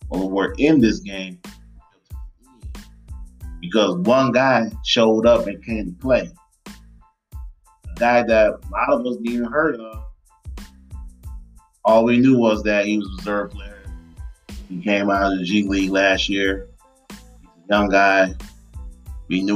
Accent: Detroit, Michigan, United States; now in Dallas, United States; my hometown, Detroit, Michigan, back in the Midwest

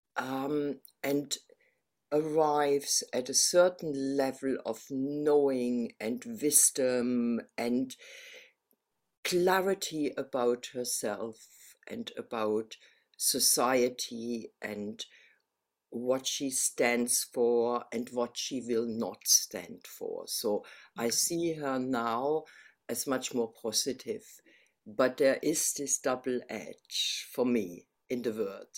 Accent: Berlin, Germany; moved away as an adult; now in United Kingdom; I'm from Berlin originally, and I came to the UK in, I think it was 87, yeah, in 1987. So I've been here a long time, but the accent remains

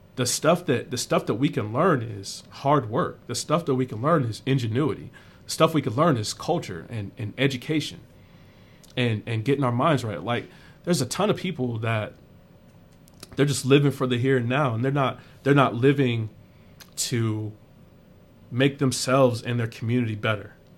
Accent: South Carolina, United States; moved away; I grew up in South Carolina

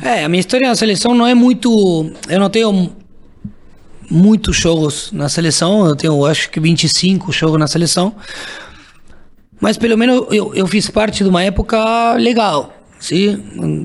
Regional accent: Argentina; Portuguese is a second language; moved away as an adult; also born or lived in Brazil; sendo argentino

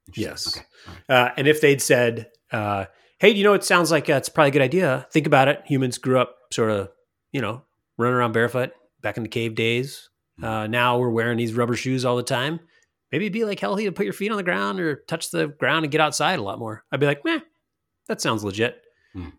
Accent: Montana, United States; when I grew up in Montana, I live with the Crow Indians

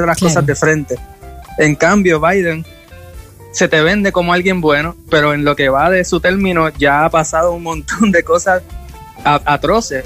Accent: Puerto Rico; para mí como puertorriqueño

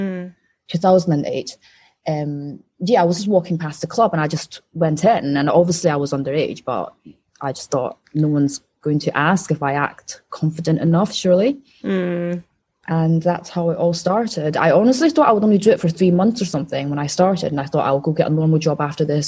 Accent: Wuhan, Hubei, China; moved away; I'm from Wuhan

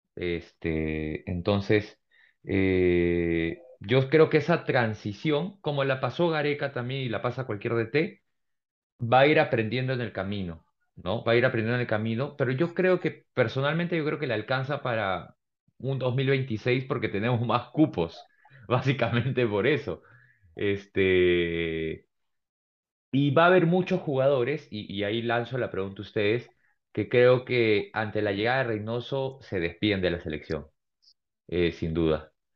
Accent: Peru; como peruano

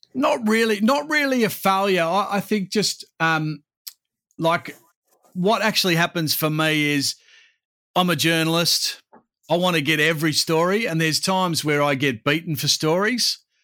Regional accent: Perth, Western Australia, Australia; my hometown of Perth

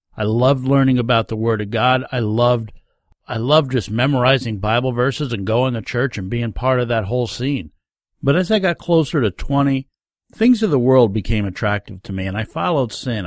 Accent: Rondout Valley, New York, United States; As a young man growing up in the Rondout Valley area of New York State

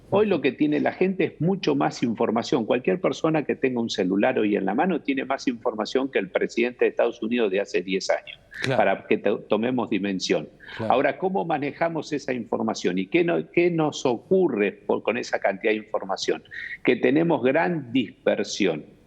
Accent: Argentina; como todo argentino tuve una esperanza

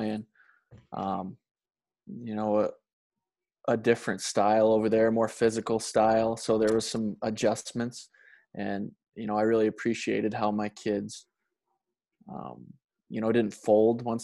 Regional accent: Montana, United States; from Montana

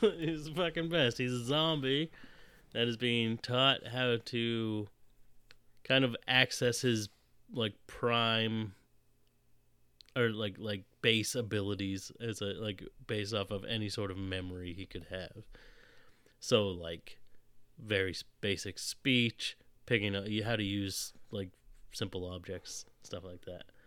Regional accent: Fort Myers, Florida, United States; I was born in Fort Myers

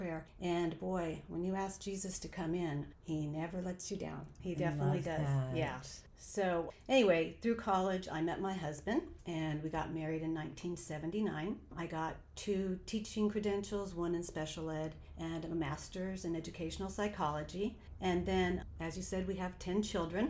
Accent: Oxnard, California, United States; I was born and raised in Oxnard, California. So I've lived in Southern California my whole life

